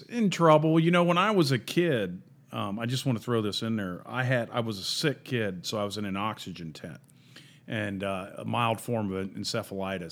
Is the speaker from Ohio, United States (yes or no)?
yes; Columbus, Ohio, United States; moved away; also born or lived in Mount Vernon, Ohio / Irving, Texas; I grew up in Columbus, Ohio, and my family was all American